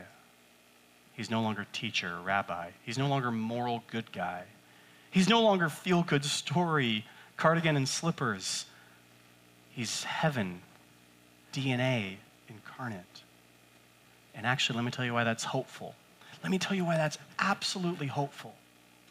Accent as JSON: {"language": "English", "region": "West Coast", "country": "United States", "said": "I'm from the West Coast."}